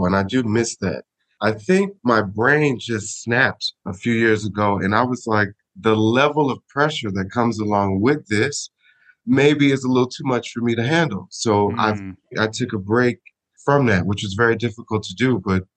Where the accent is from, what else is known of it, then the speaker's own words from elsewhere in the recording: Smyrna, Georgia, United States; moved away as an adult; also born or lived in Chicago, Illinois; now in Sicily, Italy; I was born in Chicago, and I was raised in a small town called Smyrna, Georgia